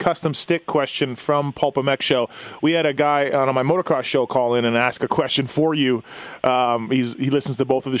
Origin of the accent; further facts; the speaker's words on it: Winnipeg, Manitoba, Canada; growing up in Winnipeg